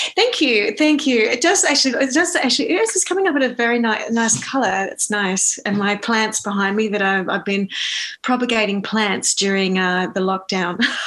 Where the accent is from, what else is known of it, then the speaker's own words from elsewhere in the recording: Australia; moved away as an adult; now in New York, United States; I am an Aussie based in uh, New York um, because I moved here to fulfill my um, Broadway dreams after um, being an actor and performer in Australia for a very long time.